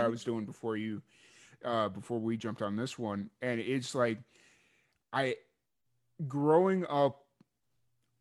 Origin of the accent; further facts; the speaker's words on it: Chicago, Illinois, United States; growing up in Chicago